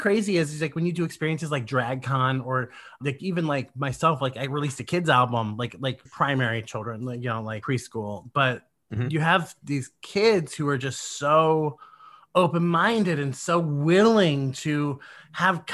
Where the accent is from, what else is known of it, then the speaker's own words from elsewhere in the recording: Midwest, United States; I'm a Midwesterner